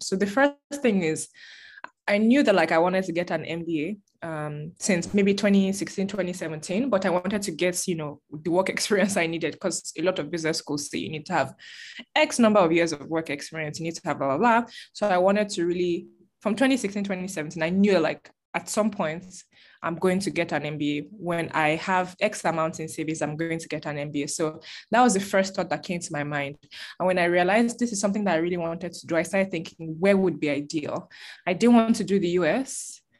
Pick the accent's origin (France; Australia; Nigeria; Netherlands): Nigeria; Lagos; moved away as an adult; also born or lived in Ijebu / Ondo; now in Madrid, Spain; Hometown is Ondo, but like I was born in Lagos, okay. Born and raised in Lagos.